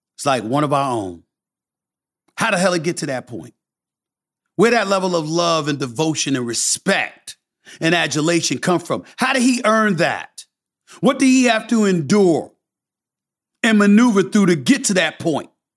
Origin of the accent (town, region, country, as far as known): New York City, New York, United States; born or raised there; also born or lived in Bronx, New York